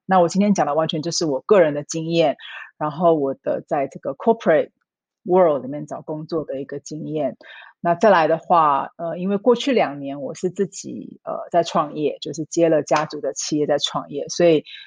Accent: Taiwan; moved away as an adult; also born or lived in Singapore / Hong Kong / Shanghai / Tokyo; now in Switzerland; 我在台湾出生长大的，然后我大概是二零零四年离开台湾到新加坡工作，然后在新加坡，呃，待了几年，然后后来去了香港，再去了上海，然后后来也去了，呃，东京，然后跟瑞士。那我在二零一三年的时候从上海调到瑞士的总公司

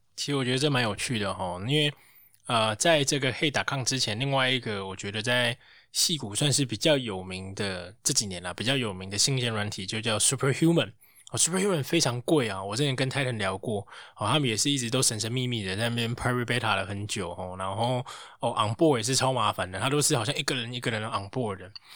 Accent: Taiwan; 我们台湾人多少可能取个英文名啊

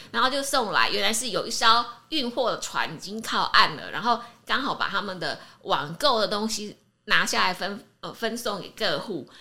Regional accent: Taiwan; 好比我们台湾人去日本

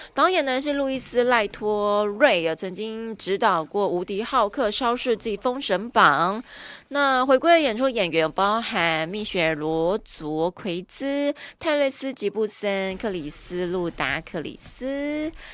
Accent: Taiwan; 所以我们台湾人自己要加油一下哈

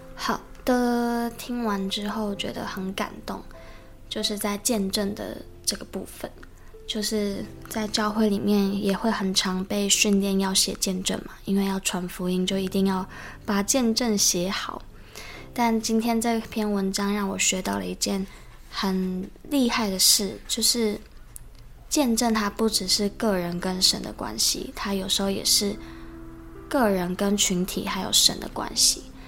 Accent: Taiwan; 我们。台湾人

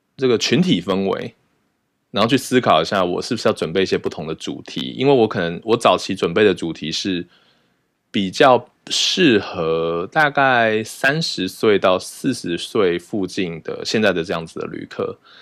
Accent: Taiwan; moved away as an adult; now in United Kingdom; 我在台湾长大

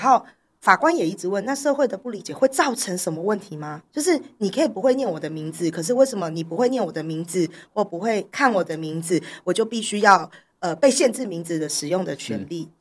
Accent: Taipei, Taiwan; 我从小在台北长大，我根本就没有口音

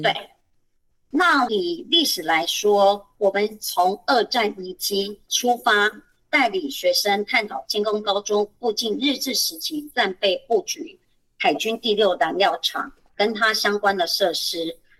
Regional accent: Kaohsiung, Taiwan; moved away as an adult; now in Hsinchu, Taiwan; 我本身也不是新竹人，我是高雄人。那我来新竹也是十几年

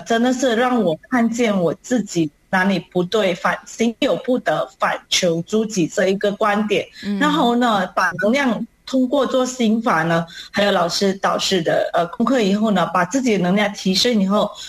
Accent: Malaysia; 我是来自马来西亚的

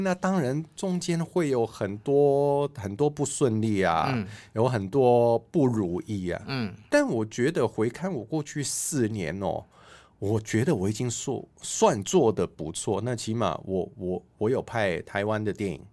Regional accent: Hong Kong; moved away as an adult; now in Taiwan; 我是港仔

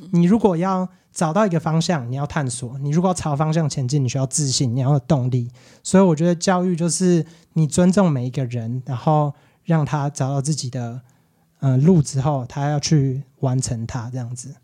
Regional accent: Quanren, Miaoli County, Taiwan; also born or lived in United States; 我是全长，那大小孩嘛

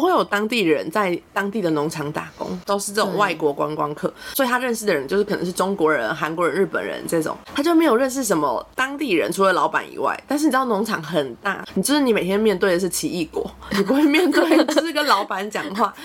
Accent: Taiwan; 像我们会讲闽南语一样，很多台湾人都讲闽南语

